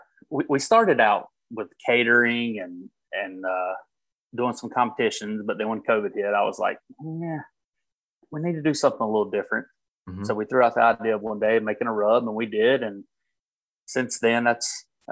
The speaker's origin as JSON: {"language": "English", "region": "North Carolina", "country": "United States", "tie": "born or raised there", "said": "growing up in North Carolina"}